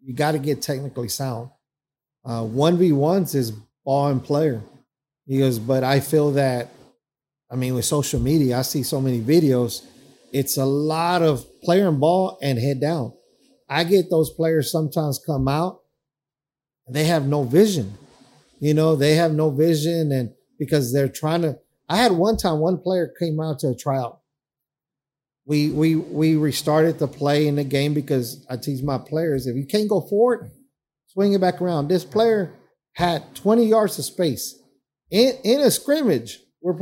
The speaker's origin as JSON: {"language": "English", "town": "Dallas", "region": "Texas", "country": "United States", "tie": "born or raised there", "said": "We grew up in Oak Cliff."}